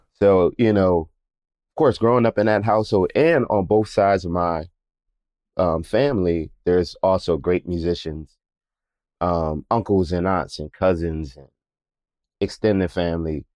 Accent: Philadelphia, Pennsylvania, United States; I grew up in Germantown in Philadelphia.

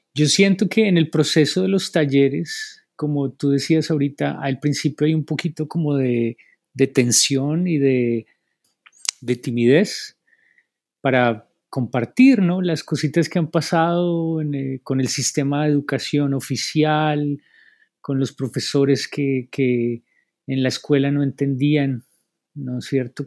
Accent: Bogotá, Colombia; now in Asheville, United States; yo soy de los Andes, de Bacatá, Colombia

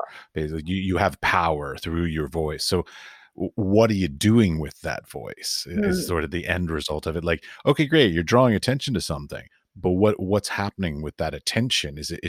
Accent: United States; I'm from America.

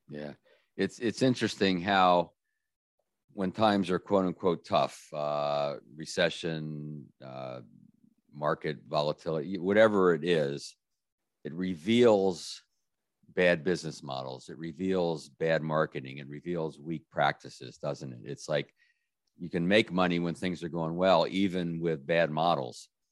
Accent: Washington, District of Columbia, United States; my hometown, uh, beautiful Washington, D.C.

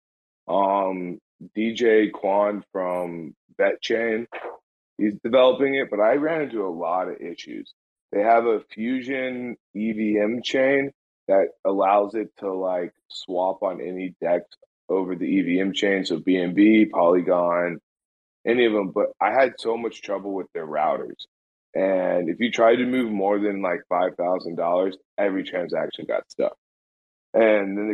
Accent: United States; I'm an American, but I still am Greek

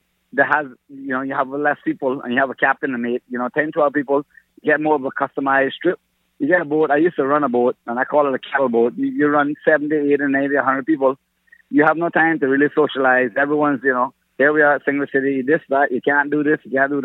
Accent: Bay Islands, Honduras; also born or lived in Grand Cayman, Cayman Islands; now in Cayman Islands; I'm actually from the Bay Islands, Honduras, but I've lived here 35 years of my life.

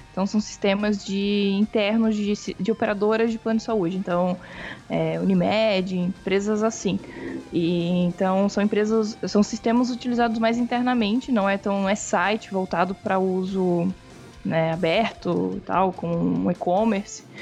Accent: Florianópolis, Santa Catarina, Brazil; eu sou de Florianópolis.

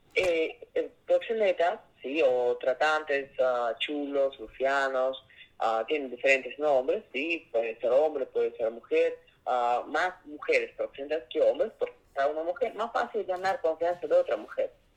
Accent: Saint Petersburg, Russia; Spanish is a second language; moved away; soy de origen ruso, de San Petersburgo

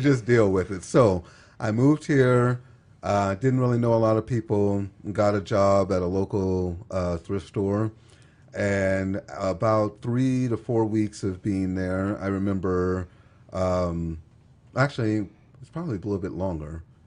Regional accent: Texas, United States; moved away as an adult; now in Utah, United States; I'm from Texas

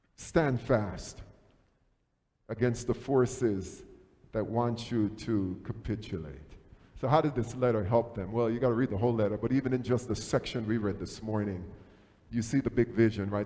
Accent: Jamaica; moved away; Growing up in Jamaica

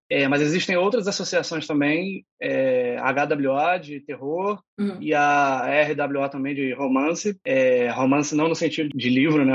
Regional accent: Rio de Janeiro, Brazil; Sou aqui do Rio de Janeiro

